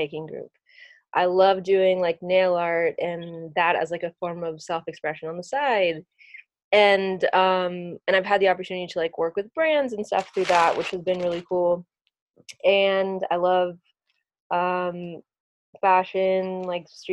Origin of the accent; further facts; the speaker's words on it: Virginia, United States; moved away; growing up in Virginia